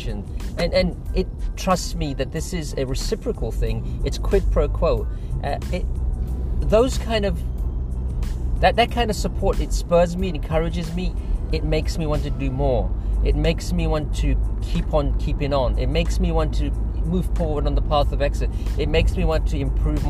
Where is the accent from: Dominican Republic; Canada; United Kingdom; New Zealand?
United Kingdom; London; I'm originally from London